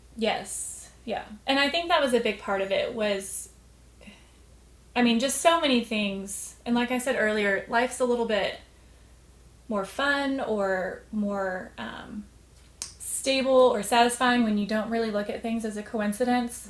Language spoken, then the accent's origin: English; The Colony, Texas, United States; also born or lived in Amarillo, Texas; was born in Amarillo, but essentially grew up north of north of Dallas in the Colony.